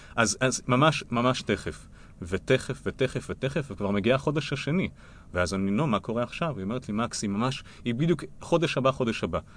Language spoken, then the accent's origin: Hebrew; Israel; אנחנו כישראלים